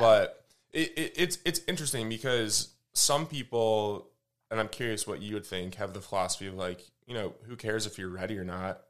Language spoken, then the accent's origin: English; Michigan, United States; now in Austin, United States; I'm from, uh, from Michigan, live in Austin